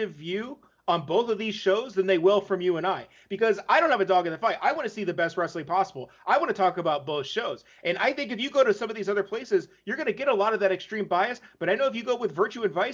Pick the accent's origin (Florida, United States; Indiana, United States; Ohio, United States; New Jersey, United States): Ohio, United States; We're from Ohio